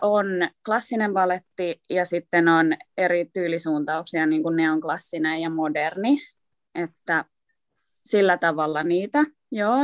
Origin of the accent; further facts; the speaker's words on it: Vantaa, Uusimaa, Finland; also born or lived in Uusikaarlepyy; mä oon syntynyt uudessa Karlevyyssä. ja tota, me muutettiin Vantaalle, kun mä olin kolme.